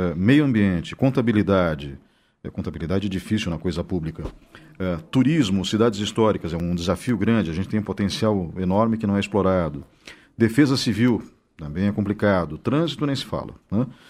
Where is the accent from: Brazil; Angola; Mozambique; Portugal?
Brazil; Blumenau, Santa Catarina; now in Ponta Grossa, Brazil; Eu sou ponta grossense, porque eu moro aqui há mais de 30 anos, mas eu nasci em Blumenau